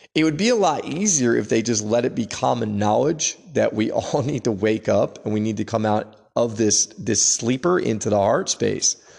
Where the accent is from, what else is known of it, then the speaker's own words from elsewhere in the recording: United States; we're American